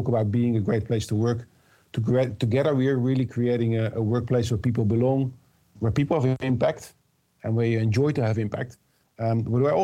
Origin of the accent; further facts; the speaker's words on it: Rotterdam, South Holland, Netherlands; I'm originally from Rotterdam area